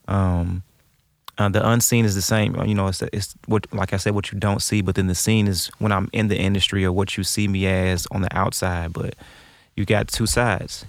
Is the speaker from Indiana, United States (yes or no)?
no; St. Louis, Missouri, United States; I grew up on Shenandoah